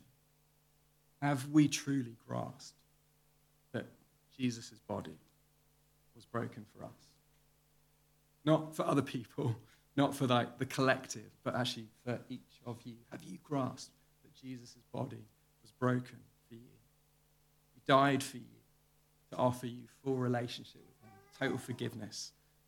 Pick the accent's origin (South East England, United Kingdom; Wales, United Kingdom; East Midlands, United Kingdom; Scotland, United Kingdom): South East England, United Kingdom; the Home Counties; I grew up in the home counties in the 1980s